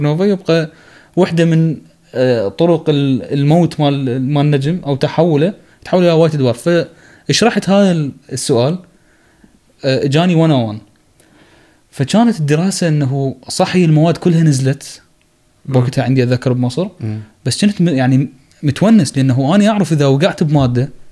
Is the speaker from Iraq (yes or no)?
yes; Iraq; moved away; also born or lived in Egypt; عندنا بالعراق